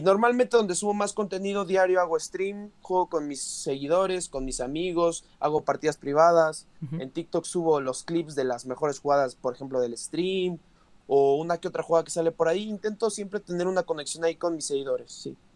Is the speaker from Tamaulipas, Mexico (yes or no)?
no; Mexico City, Mexico; los dos somos de la Ciudad de México